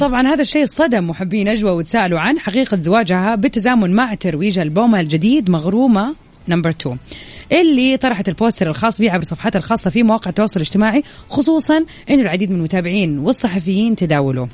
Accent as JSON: {"language": "Arabic", "town": "Jeddah", "region": "Makkah Province", "country": "Saudi Arabia", "said": "عندنا في جدة"}